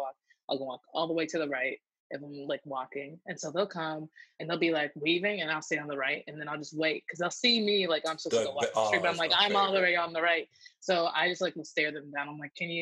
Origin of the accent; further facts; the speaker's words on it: Midwest, United States; moved away; I grew up in the Midwest